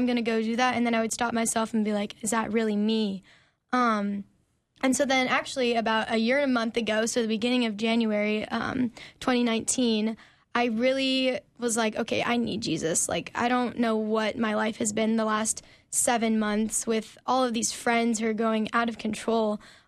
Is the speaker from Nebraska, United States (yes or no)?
yes; Omaha, Nebraska, United States; So I grew up in Omaha, Nebraska, actually.